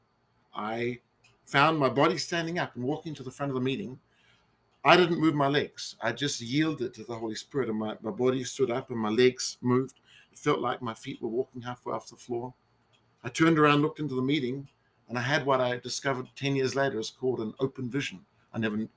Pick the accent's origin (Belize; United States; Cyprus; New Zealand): New Zealand; a restaurant in my hometown